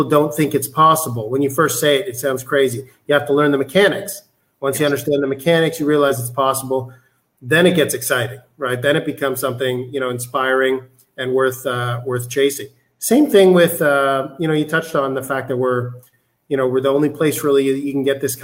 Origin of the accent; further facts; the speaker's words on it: Canada; moved away as an adult; I'm Canadian